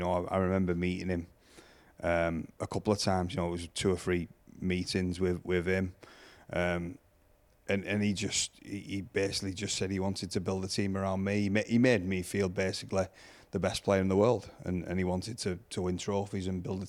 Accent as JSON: {"language": "English", "town": "Salford", "region": "North West England", "country": "United Kingdom", "said": "I don't think he realised I was a Saints lad at first, honestly, because I come from Salford."}